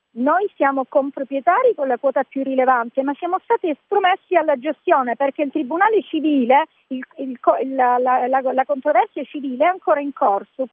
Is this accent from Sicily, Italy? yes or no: yes; Sicily, Italy; io ho voluto dare un contributo alla mia terra, la Sicilia